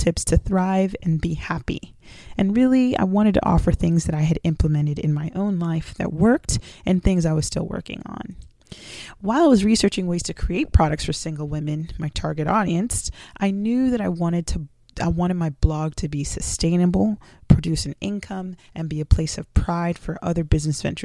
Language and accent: English; South Florida, United States; also born or lived in Jamaica; I was raised in South Florida